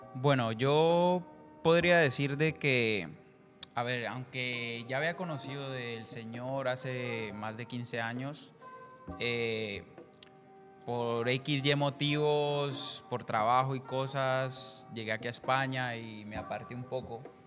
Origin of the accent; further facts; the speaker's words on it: Colombia; soy de Colombia